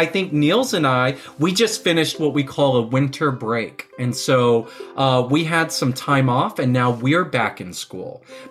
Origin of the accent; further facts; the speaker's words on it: Texas, United States; now in New York City, United States; I'm a teacher. I was born in Texas in the United States, but now I live in New York City.